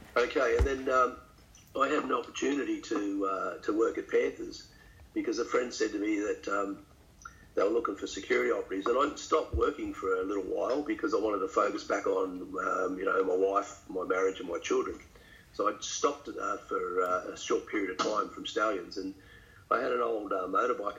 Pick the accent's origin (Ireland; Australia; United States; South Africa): Australia; St Marys, New South Wales; I grew up in St Mary's